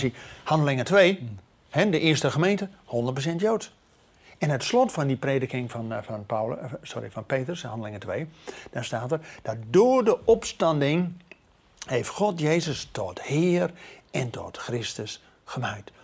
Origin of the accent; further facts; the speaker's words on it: Netherlands; wij als Nederlanders